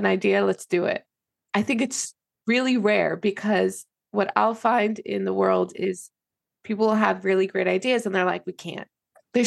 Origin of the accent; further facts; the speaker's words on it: New York, United States; moved away; also born or lived in Antwerp; I'm from New York